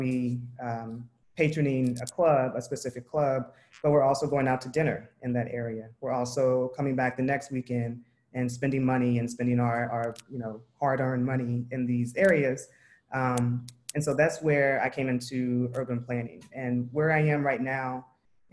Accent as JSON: {"language": "English", "town": "Tulsa", "region": "Oklahoma", "country": "United States", "tie": "born or raised there", "said": "I grew up in Tulsa, Oklahoma"}